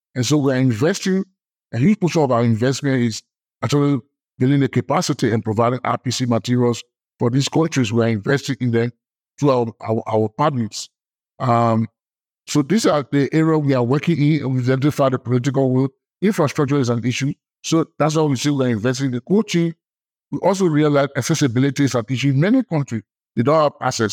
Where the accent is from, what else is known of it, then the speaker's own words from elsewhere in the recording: Liberia; I'm from Liberia